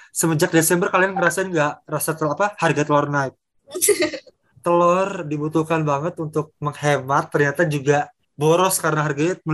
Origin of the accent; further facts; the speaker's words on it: Bekasi, West Java, Indonesia; now in Bandung, Indonesia; anak Bekasi yang pindah ke Bandung